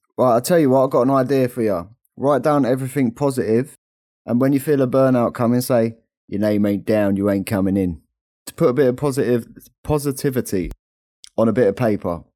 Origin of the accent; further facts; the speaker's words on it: London, United Kingdom; as we're from London